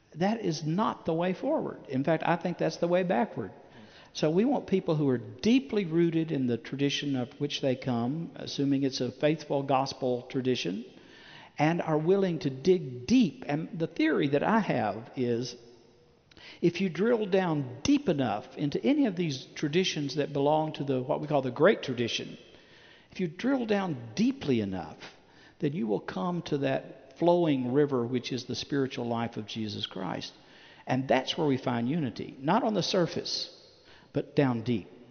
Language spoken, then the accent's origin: English; Chattanooga, Tennessee, United States; I, am from Chattanooga, Tennessee. That's my hometown.